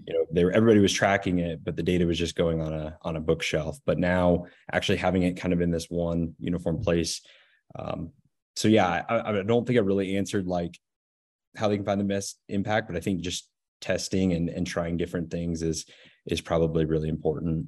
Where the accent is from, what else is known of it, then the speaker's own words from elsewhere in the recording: Northeast Nebraska, United States; also born or lived in Lincoln, Nebraska; I am from Northeast Nebraska. I grew up on my family's commercial